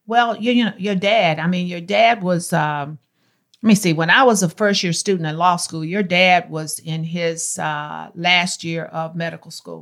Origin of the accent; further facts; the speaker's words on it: Martinsville, Virginia, United States; moved away as an adult; also born or lived in Greensboro, North Carolina; now in Texas, United States; I was born in Martinsville, Virginia